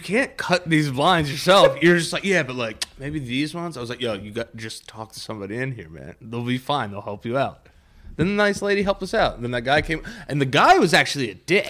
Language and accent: English; New York, United States; people from New York